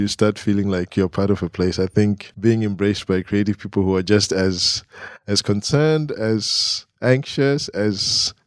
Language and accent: English; Harare, Zimbabwe; moved away as an adult; now in Glasgow, United Kingdom; I grew up in Harare, you know, so urban life